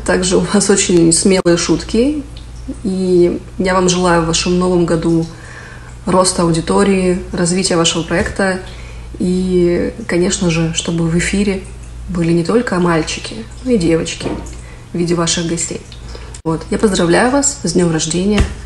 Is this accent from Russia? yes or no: yes; Surgut, Khanty-Mansi Autonomous Okrug, Russia; now in Canada; Я родилась и выросла в Сургуте, и сейчас я живу в Канаде